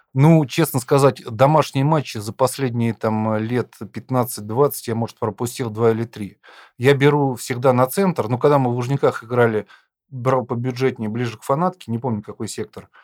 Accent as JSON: {"language": "Russian", "town": "Lipetsk", "region": "Lipetsk Oblast", "country": "Russia", "tie": "born or raised there", "said": "Я сам родом из Липецка"}